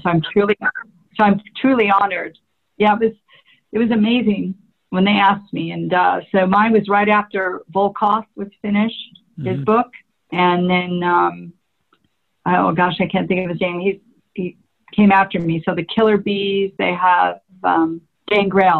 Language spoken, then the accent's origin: English; California, United States; I'm from California